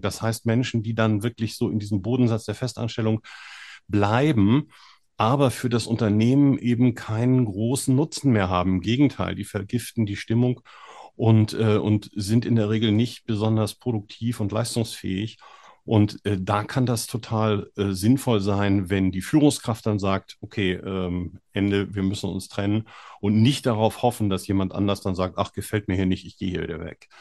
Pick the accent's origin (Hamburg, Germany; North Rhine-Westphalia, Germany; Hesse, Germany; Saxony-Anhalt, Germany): Hamburg, Germany; moved away; ich komme ja ursprünglich aus Hamburg